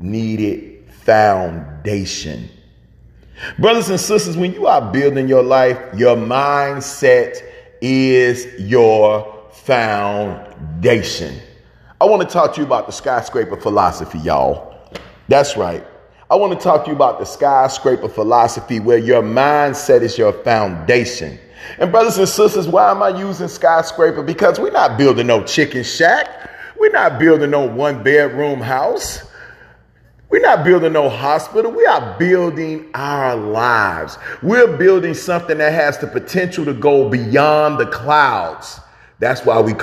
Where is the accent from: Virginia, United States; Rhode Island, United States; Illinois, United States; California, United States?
Illinois, United States; Chicago; my hometown of Chicago